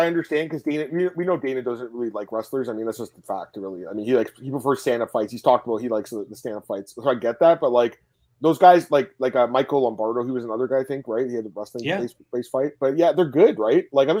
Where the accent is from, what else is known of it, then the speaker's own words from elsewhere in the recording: Canada; As a Canadian